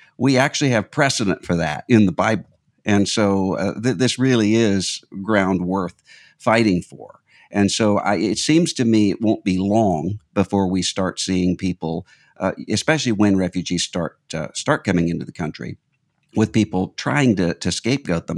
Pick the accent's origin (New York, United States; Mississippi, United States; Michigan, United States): Mississippi, United States; a Southern comedian from my home state of Mississippi